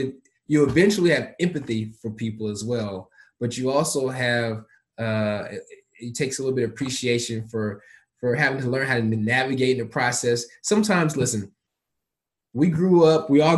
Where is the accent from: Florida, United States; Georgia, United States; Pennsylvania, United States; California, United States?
Georgia, United States; Atlanta; also born or lived in Memphis, United States; I was born in Memphis. Folks know that. But I actually grew up a large portion of my life in Atlanta.